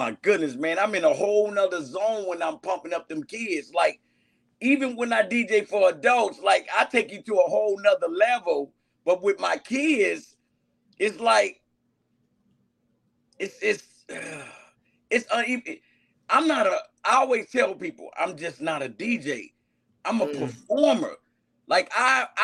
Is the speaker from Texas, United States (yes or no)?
no; Chicago, Illinois, United States; I'm from Augil Gardens, Block 5